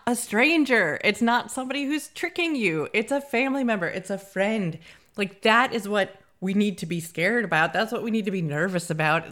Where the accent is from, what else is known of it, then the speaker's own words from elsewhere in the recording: United States; now in Scotland, United Kingdom; we're from America